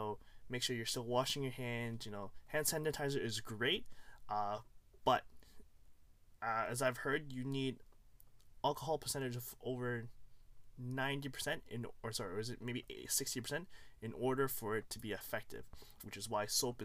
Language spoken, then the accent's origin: English; Toronto, Ontario, Canada; also born or lived in Hong Kong; I was born in Hong Kong, came here when I was 2, and I've been living in Toronto ever since